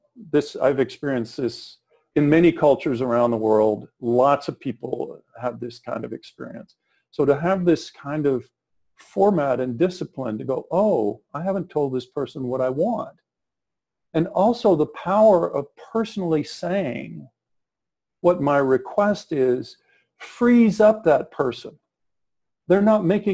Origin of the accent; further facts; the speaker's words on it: South Texas, United States; I'm from South Texas